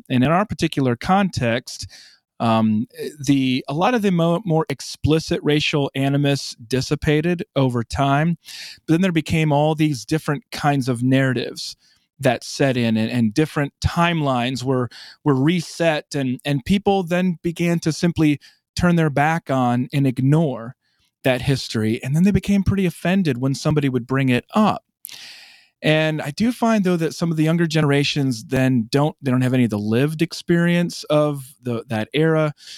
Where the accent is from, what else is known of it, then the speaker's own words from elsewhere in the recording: South Dakota, United States; moved away as an adult; now in Birmingham, United States; I'm from South Dakota